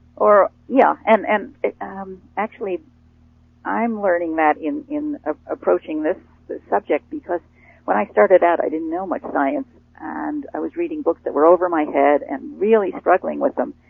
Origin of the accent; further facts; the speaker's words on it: Rutland, Vermont, United States; I I grew up in in New England in in Rutland, Vermont